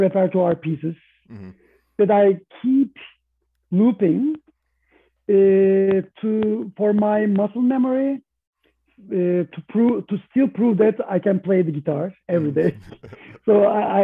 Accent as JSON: {"language": "English", "region": "Istanbul", "country": "Turkey", "tie": "born or raised there", "said": "I was raised in Istanbul"}